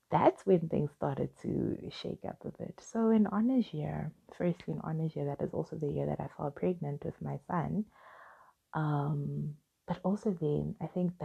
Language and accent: English; Soweto, Gauteng, South Africa; I grew up in Soweto, I was raised by a single mom